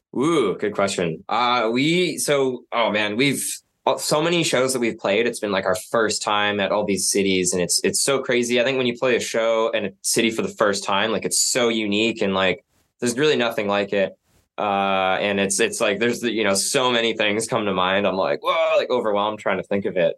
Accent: Nanaimo, British Columbia, Canada; now in Vancouver, Canada; I grew up in Nanaimo, like across the Georgia Strait, and always seeing Vancouver

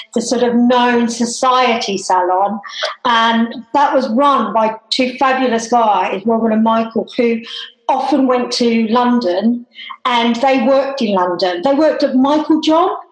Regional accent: Tasmania, Australia; moved away; I am Australian and I actually was born and grew up in Tasmania

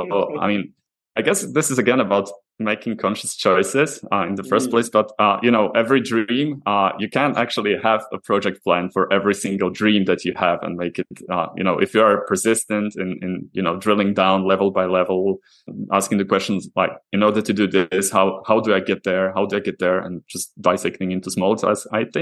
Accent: Slovakia; moved away as an adult; now in Prague, Czech Republic; I'm originally actually from Slovakia, so I joined I moved to Prague, a few years ago

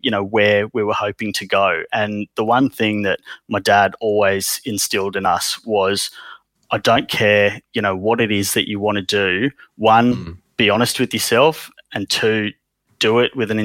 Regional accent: Sydney, New South Wales, Australia; also born or lived in India; I was educated here. I grew up here

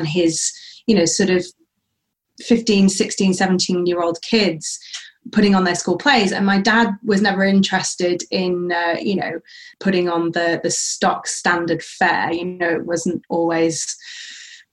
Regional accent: Sheffield, Yorkshire and the Humber, United Kingdom; moved away as an adult; also born or lived in Manchester / London; now in Central Coast, Australia; I grew up in Sheffield, as you said, which is in South Yorkshire in the UK.

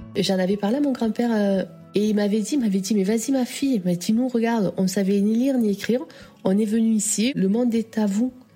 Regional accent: France; now in Canada; Je suis française

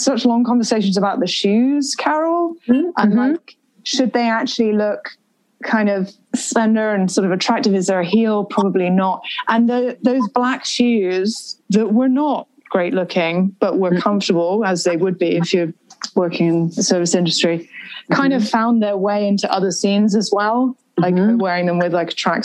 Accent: United Kingdom; I, being very British

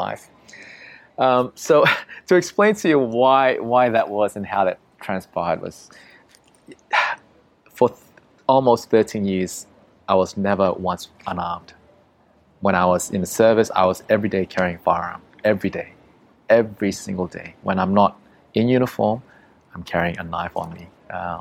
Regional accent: Australia; I'm from Australia.

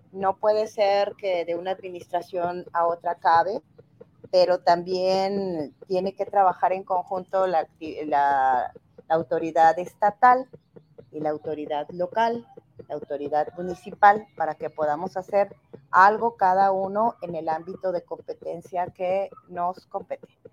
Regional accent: Tonalá, Jalisco, Mexico; also born or lived in Mexico City; yo nací por casualidad en la Ciudad de México, he vivido toda mi vida prácticamente aquí en Tonalá

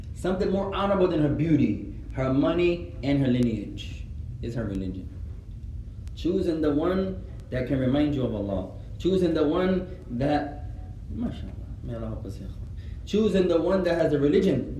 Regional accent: United States; I was born here.

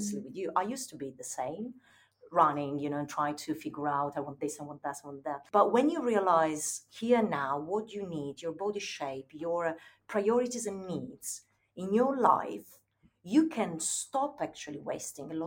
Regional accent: Turin, Piedmont, Italy; moved away; when I was a teenager in my hometown in Italy, in Turin

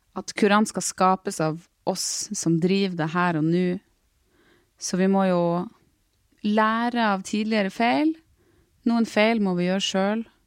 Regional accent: Storfjord, Troms, Norway; now in Tromsø, Norway; Jeg kommer fra Storfjord i Troms.

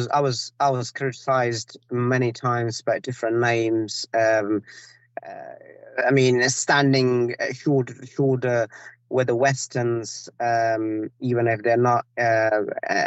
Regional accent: Afghanistan; English is a second language; moved away; also born or lived in Pakistan; I was born in Afghanistan. So I was literally 2 years old when my father left Afghanistan. Went to Pakistan, seek refuge there. We were there until 2006.

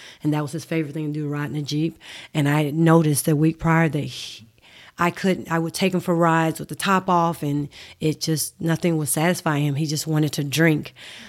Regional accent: Mississippi, United States; Yeah, I'm from Mississippi. I grew up in Mississippi. I have three sisters. And we moved to Mississippi when I was high school age.

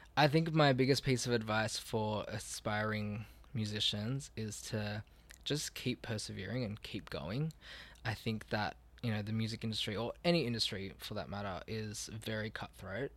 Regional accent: Australia; born or raised there

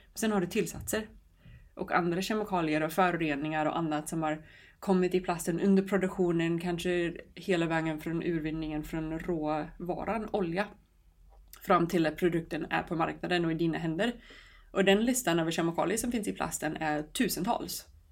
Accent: New York, United States; now in Sweden; Jag kommer från New York och växte upp på en ö utanför New York City där det fanns väldigt fina stränder.

